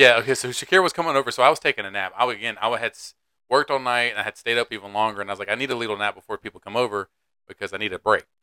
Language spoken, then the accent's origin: English; Raleigh, North Carolina, United States; first language English; I'm from Raleigh